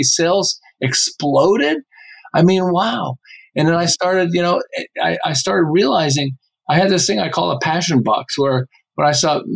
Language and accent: English; Montreal, Quebec, Canada; moved away as an adult; now in Southern California, United States; I live in Southern California. I've lived here for about 35 years, but I'm originally from Montreal